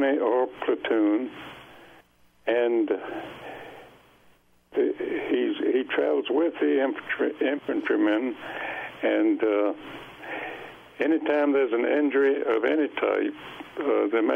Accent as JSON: {"language": "English", "area": "Charlottesville and Alexandria", "region": "Virginia", "country": "United States", "tie": "born or raised there", "said": "I grew up in Charlottesville and Alexandria, Virginia"}